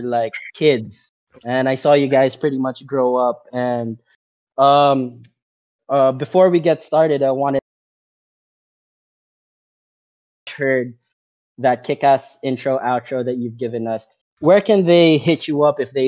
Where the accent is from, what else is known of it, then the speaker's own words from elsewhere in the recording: Macau; I grew up in Macau